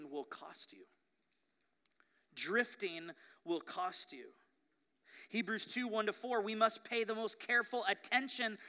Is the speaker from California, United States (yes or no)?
yes; Ventura, California, United States; growing up in Ventura